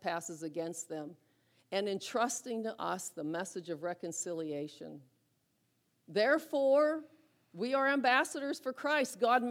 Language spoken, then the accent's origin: English; Butler, United States; I grew up in Butler. Grew up in Lindora